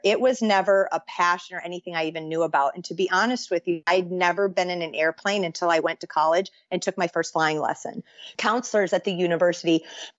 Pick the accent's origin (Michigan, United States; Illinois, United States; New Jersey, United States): Michigan, United States; I grew up in Michigan, which is we call it the Midwest